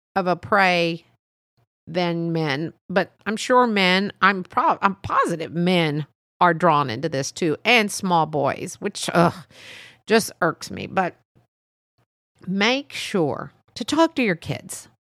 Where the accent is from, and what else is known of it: Texas, United States; born or raised there